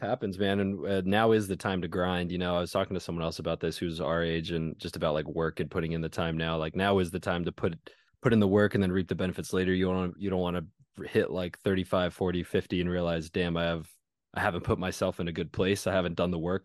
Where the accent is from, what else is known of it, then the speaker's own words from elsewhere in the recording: California, United States; moved away; I'm in my hometown